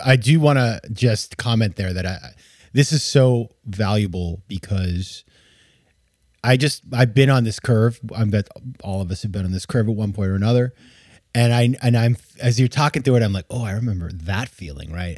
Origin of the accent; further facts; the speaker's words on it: Southern Maine, United States; In Maine, in my, in my hometown